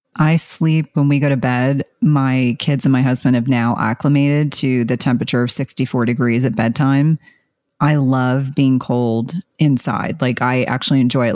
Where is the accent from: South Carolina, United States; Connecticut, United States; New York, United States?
South Carolina, United States; I was born in South Carolina